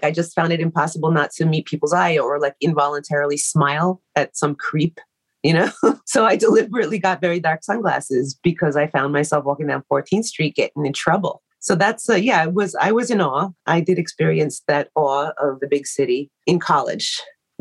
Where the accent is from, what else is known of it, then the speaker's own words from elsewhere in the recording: New York City, New York, United States; moved away as an adult; also born or lived in Inwood, New York; I grew up in Queens